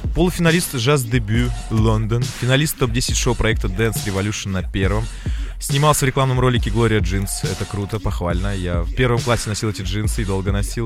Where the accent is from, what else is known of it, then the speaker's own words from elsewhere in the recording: Yaroslavl, Yaroslavl Oblast, Russia; moved away; мы в Ярославль приехали с Ильёй в родной город